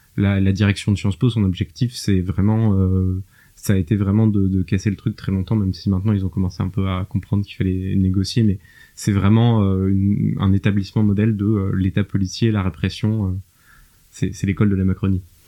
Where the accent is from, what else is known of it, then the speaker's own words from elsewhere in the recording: France; also born or lived in Germany; en tant que Français